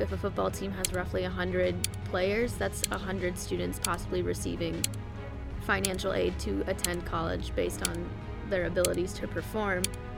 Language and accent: English; Greenwood Village, Colorado, United States; So I'm from, like, I guess you can consider it a suburb, but it's technically a little, like, it's right on the border between, like a township called Greenwood Village and a place called Inglewood.